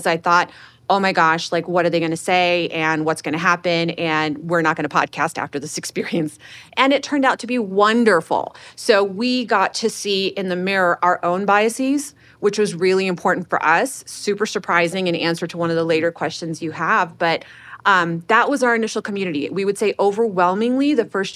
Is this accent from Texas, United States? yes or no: yes; Houston, Texas, United States; also born or lived in Chicago; okay, Houston